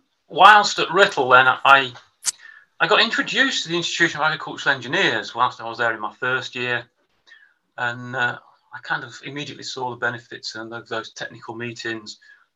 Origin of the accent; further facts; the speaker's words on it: West Lancashire, North West England, United Kingdom; So I was brought up on a mixed farm in West Lancashire, sort of just about 3 miles inshore from Blackpool, farming on black moss.